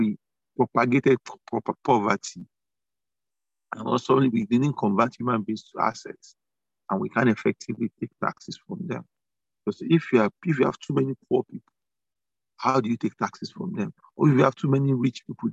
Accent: Nigeria; being a Nigerian

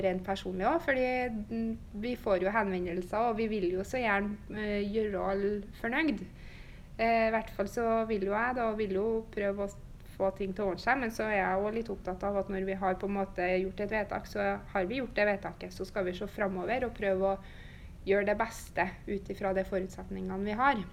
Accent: Steinkjer, Trøndelag, Norway; moved away as an adult; now in Bodø, Norway; jeg er jo oppvokst i Steinkjer og har bodd i Steinkjer fram til nå.

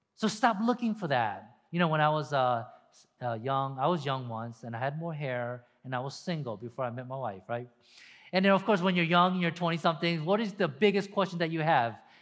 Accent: Deep South, United States; Me growing up in the deep South, deep South.

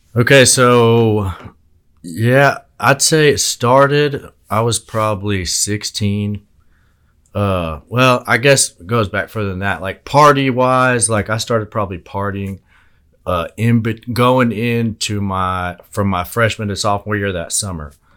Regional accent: Altus, Oklahoma, United States; I'm from Altus originally

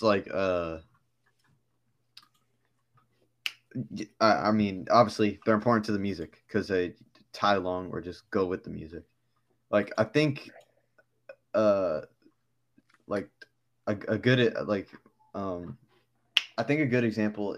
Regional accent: Fayetteville, North Carolina, United States; also born or lived in Brooklyn, New York / Germany; I was raised in North Carolina, but I was born in Brooklyn first

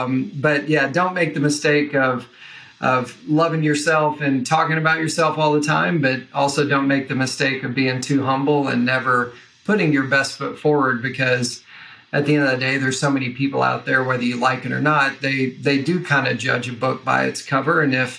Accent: Kentucky, United States; accent: Southern; So hopefully I try to intentionally suppress my Southern accent. So if a y'all slips in or something, yeah, I apologize in advance. But, you know, so Western Kentucky is where I grew up.

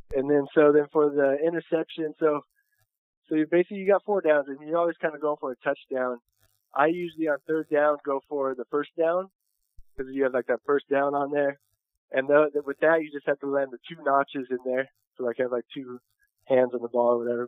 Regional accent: Chino Hills, California, United States; I'm from Southern California. I'm born and raised out here um, in Chino Hills, California

